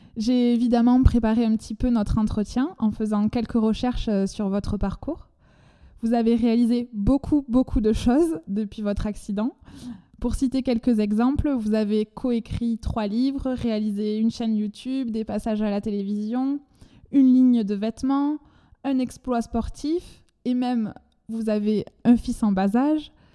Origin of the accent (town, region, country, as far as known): France; accent: chantant (southern French)